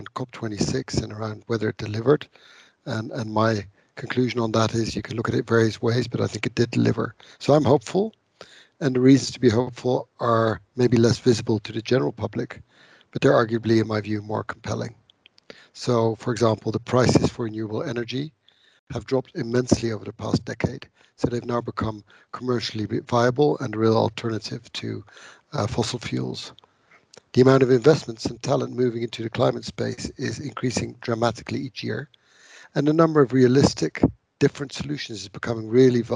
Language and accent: English; Netherlands; I'm from the Netherlands